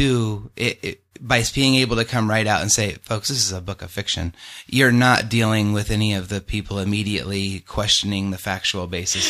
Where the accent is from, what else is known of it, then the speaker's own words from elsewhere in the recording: Tucson, Arizona, United States; also born or lived in Pinetop, Arizona; I'm from Arizona. I'm one of those elusive Arizona natives. I don't come from somewhere else. Mm-hmm. I was born in Tucson. I've spent time living pretty much all over.